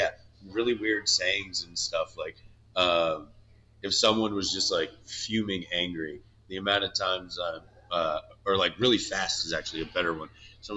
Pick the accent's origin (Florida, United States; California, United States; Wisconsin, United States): Florida, United States; DeLand; also born or lived in Australia; I'm from Deland, Florida, where if you don't know where that is, don't worry about it.